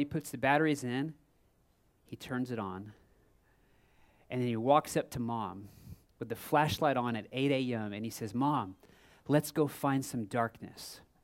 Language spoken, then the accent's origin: English; Texas, United States; I'm from Texas, and my family always vacationed in Florida